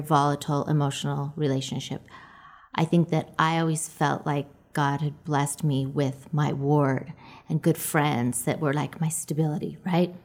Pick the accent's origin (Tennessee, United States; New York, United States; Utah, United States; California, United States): Utah, United States; Orem; I grew up in Orem.